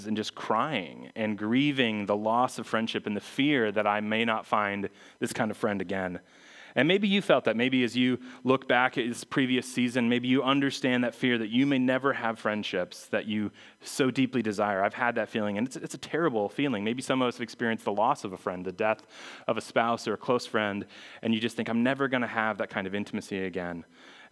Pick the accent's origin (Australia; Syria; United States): United States; Phoenix, Arizona; moved away as an adult; also born or lived in Missouri; I was from Phoenix. I went to school in Missouri.